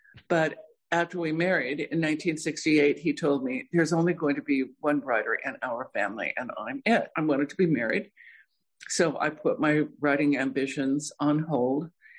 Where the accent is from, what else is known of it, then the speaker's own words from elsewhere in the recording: Bisbee, Arizona, United States; also born or lived in South Dakota; I was born in South Dakota. I grew up in Bisbee, Arizona, and when we moved to Bisbee in the late 40s, it was still a booming copper mining town.